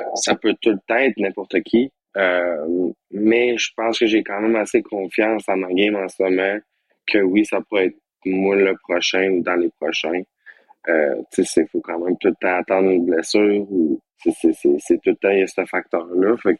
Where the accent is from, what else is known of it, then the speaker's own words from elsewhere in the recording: Quebec, Canada; chez nous au Québec, c'est quand même spécial